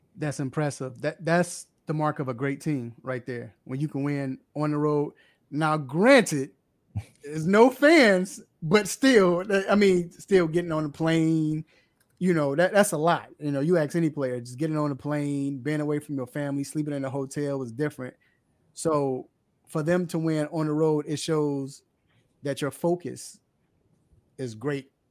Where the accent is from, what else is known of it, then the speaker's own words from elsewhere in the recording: Chicago, Illinois, United States; moved away; I'm originally from Chicago.